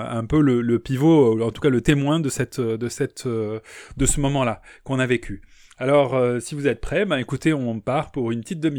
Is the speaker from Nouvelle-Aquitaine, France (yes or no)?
no; Charenton, Île-de-France, France; born there; Je suis né en 1892 à Charenton. J'ai des globules auvergnates et franc-comtoises.